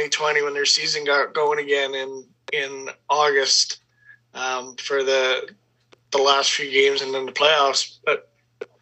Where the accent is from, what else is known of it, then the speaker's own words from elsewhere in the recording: Portage la Prairie, Manitoba, Canada; I grew up in Portage Prairie